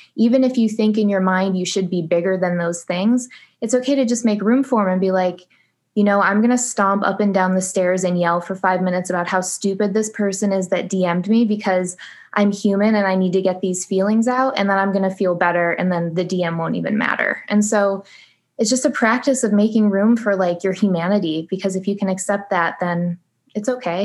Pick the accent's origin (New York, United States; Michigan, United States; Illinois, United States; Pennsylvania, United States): Michigan, United States; now in Phoenix, United States; right now I live in Phoenix, Arizona, though I'm originally from Michigan, so I'm a Midwest girl.